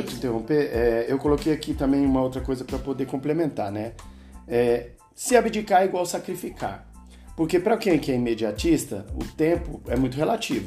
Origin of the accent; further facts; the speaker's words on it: Brazil; como brasileiro